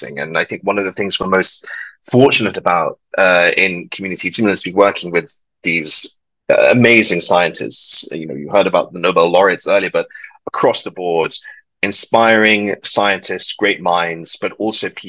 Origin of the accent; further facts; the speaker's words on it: London, United Kingdom; moved away; also born or lived in Edinburgh, United Kingdom; I'm British and of Welsh stock, but born and raised in London.